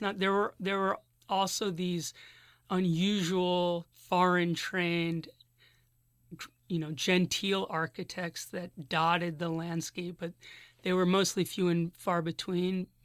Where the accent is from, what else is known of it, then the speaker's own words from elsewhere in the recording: Philadelphia, Pennsylvania, United States; moved away as an adult; now in Berkeley, United States; I'm from Philadelphia originally